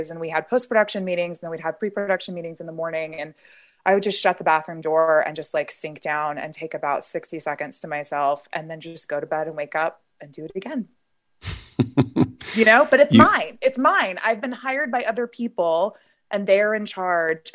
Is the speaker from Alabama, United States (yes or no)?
yes; Birmingham, Alabama, United States; my hometown, Birmingham, Alabama.